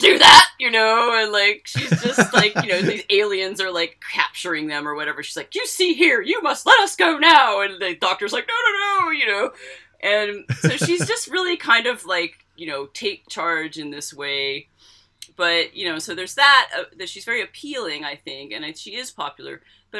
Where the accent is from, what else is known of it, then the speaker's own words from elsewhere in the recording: United States; I'm American